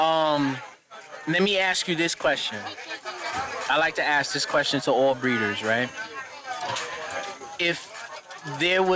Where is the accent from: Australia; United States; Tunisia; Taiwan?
United States; New York City, New York; now in Dutchess County, United States; I'm in Dutchess County. I'm from Queens. I'm from Southside